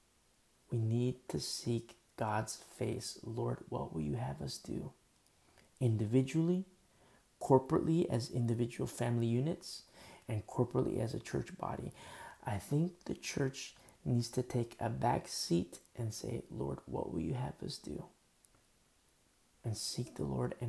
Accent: United States; as American citizens

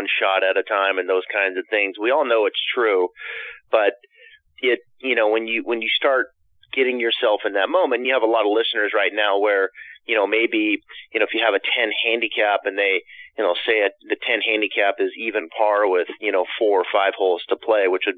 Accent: Pacific Northwest, northern Idaho, United States; I spent my time growing up in the Pacific Northwest

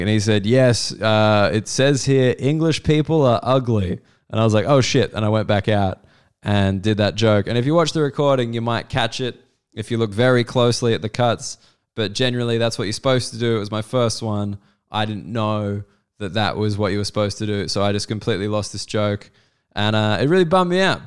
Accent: Australia; also born or lived in United Kingdom; as an Australian

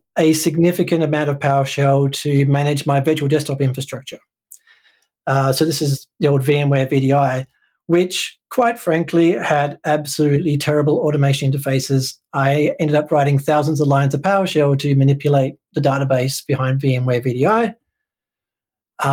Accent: West Coast of Australia, Western Australia, Australia; also born or lived in Portland, Oregon; I am from the West Coast, which is the best coast

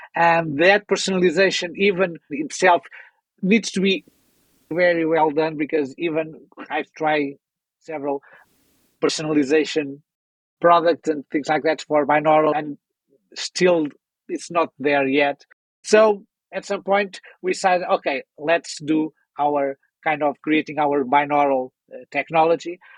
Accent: Portugal; I'm someone coming from Portugal

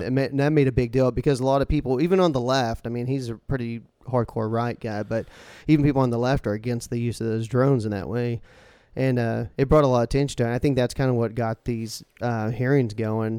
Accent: United States; We're American

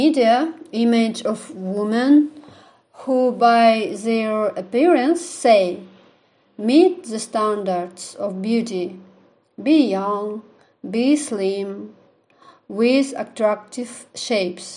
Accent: Aktau, Mangystau Region, Kazakhstan; I am from Kazakhstan, Aktau City.

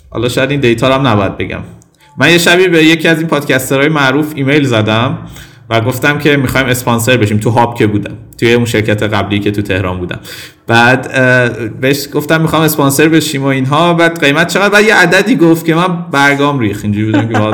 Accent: Tehran, Tehran Province, Iran; born there; ولی به هر حال من اینو نفی نمی کنم که تو تهران به دنیا آمدم

